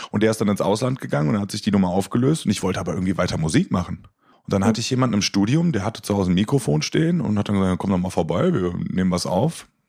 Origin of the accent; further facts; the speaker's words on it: North Rhine-Westphalia, Germany; Ich komme aus der Nähe von Köln.